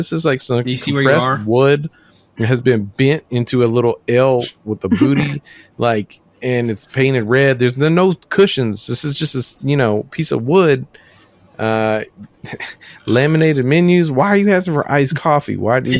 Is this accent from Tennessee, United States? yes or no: yes; Germantown, Tennessee, United States; moved away; When I was growing up in Memphis, as I live in Germantown